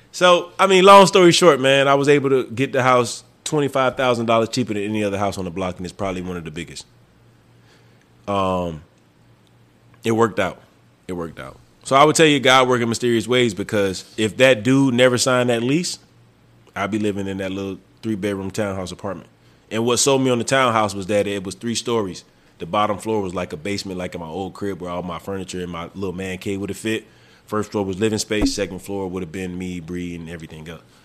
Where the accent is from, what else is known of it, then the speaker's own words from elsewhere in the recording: the South, United States; moved away; also born or lived in New Mexico; I'm from the South